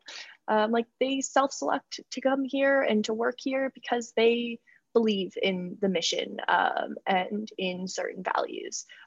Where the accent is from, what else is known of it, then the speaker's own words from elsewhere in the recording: New York, United States; I'm from New York State